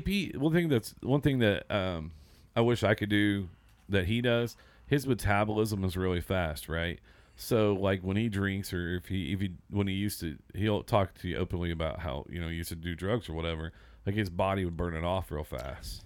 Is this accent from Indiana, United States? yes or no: yes; Seymour, Indiana, United States; moved away; I grew up in Seymour, Southern Indiana